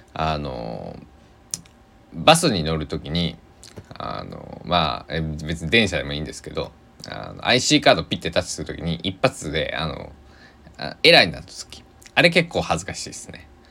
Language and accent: Japanese; Sanuki, Shikoku, Kagawa, Japan; accent: Sanuki-ben; 四国の、まあ高知と香川でも全然アクセント違うんですけど、えー、違ういやけどって喋るんではなって、えー、で讃岐でさぬきペンでは違うけんってなるんですけど